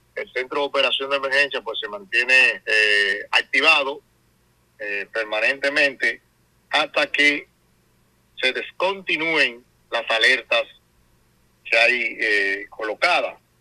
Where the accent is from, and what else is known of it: Dominican Republic